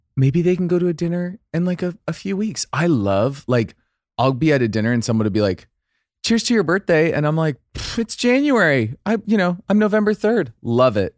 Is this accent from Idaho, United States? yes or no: yes; Idaho, United States; I'm from Idaho